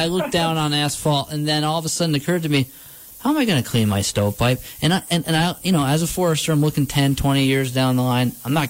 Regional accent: New York, United States; us New Yorkers

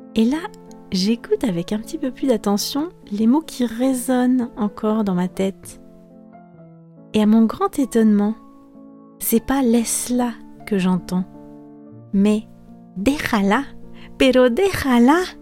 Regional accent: France; moved away as an adult; also born or lived in Spain; j'étais rentrée au pays, où j'étais rentrée chez mes parents

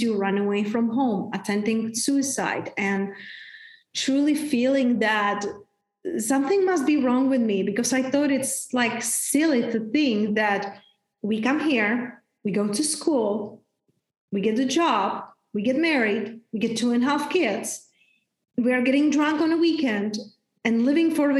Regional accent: Czechia; now in Tulum, Mexico; I grew up in very, very small town back in Czech Republic. Hence, that's my name. That's my accent

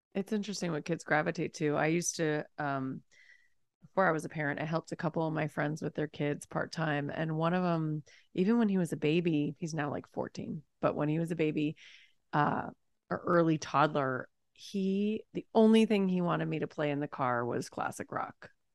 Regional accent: Los Angeles, California, United States; also born or lived in New York; I'm from Los Angeles, but I moved to New York for a couple of years and then came back

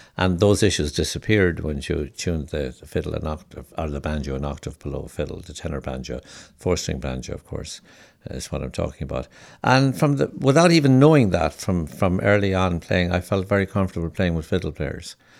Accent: County Limerick, Munster, Ireland; I was raised in County Limerick in the southwest of Ireland

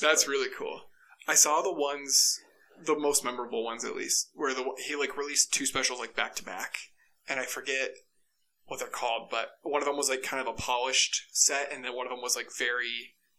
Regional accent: Ankeny, Iowa, United States; moved away as an adult; also born or lived in Dubuque, Iowa; now in Boise, United States; I'm from Ankeny, Iowa, which is right outside Des Moines, Iowa

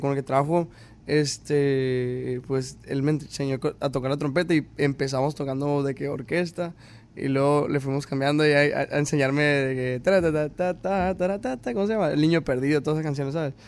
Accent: Caborca, Sonora, Mexico; soy de Caborca, Sonora, México. Y desde que nací, pues mi papá toca instrumentos

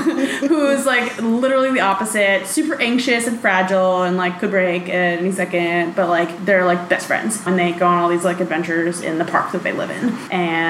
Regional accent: New York City, New York, United States; I grew up in New York City

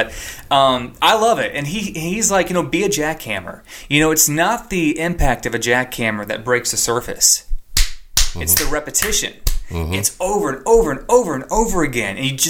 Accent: Indiana, United States; moved away as an adult; now in Nashville, United States; I'm a guy from Indiana, never been to, you know, never had any connections in Nashville.

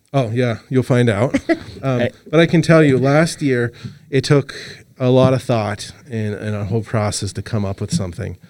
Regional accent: Los Angeles, California, United States; moved away; also born or lived in Montana; I'm originally from Los Angeles

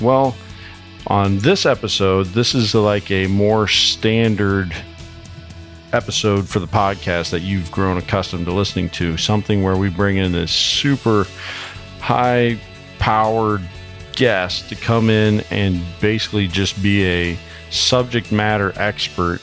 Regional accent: Iowa, United States; representing my home state here, Iowa

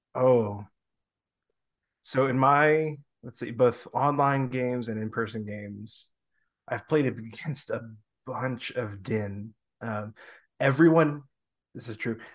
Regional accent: Long Island, New York, United States; also born or lived in the South; now in Upstate New York, United States; I'm from Long Island

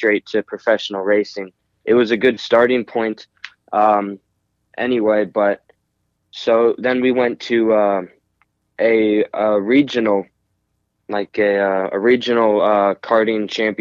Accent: Cincinnati, Ohio, United States; also born or lived in Seattle, Washington; I lived most of my life here in Cincinnati, Ohio

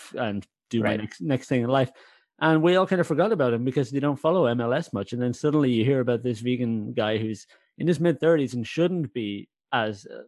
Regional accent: Ireland; I'm Irish

